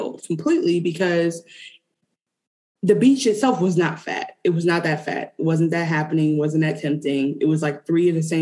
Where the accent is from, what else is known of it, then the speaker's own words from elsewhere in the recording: Detroit, Michigan, United States; I am from Detroit